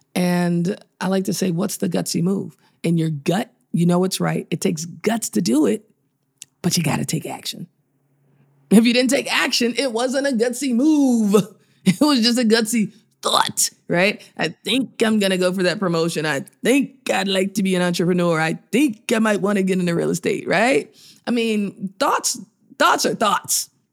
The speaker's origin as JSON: {"language": "English", "town": "Chicago", "region": "Illinois", "country": "United States", "tie": "born or raised there", "said": "I was born in Chicago"}